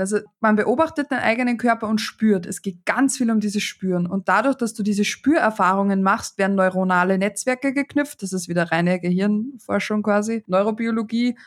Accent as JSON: {"language": "German", "country": "Austria", "said": "Bei uns in Österreich"}